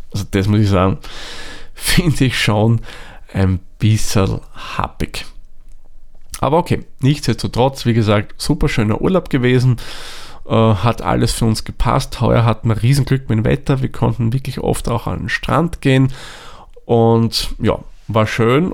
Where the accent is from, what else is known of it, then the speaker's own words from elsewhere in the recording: Austria; bei uns in Österreich